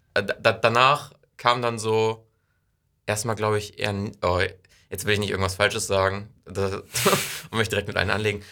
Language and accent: German; Wesseln, Schleswig-Holstein, Germany; also born or lived in Ostrohe / Heide; Ich komme aus Wesseln, bin da zwei Jahre zur Schule gegangen, äh, dann zwei Jahre in Ostro zur Schule gegangen